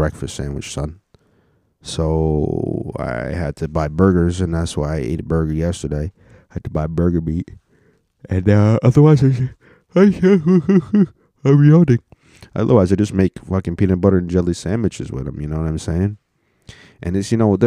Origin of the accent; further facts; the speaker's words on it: United States; Because I was born in America, and only one of my parents was not born in America